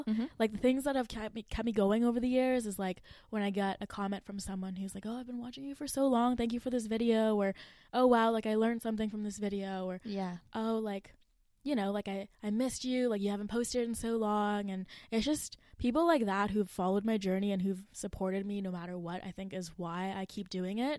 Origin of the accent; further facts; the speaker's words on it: Mississauga, Ontario, Canada; moved away as an adult; now in Waterloo, Canada; I'm from Mississauga